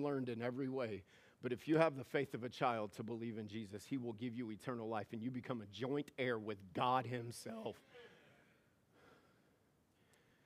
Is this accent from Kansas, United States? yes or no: no; Louisiana, United States; also born or lived in Missouri; now in Caldwell, United States; I grew up in Louisiana, and then a few years in Missouri.